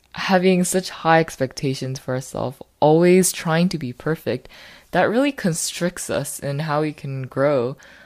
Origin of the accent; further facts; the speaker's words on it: United States; I am Korean American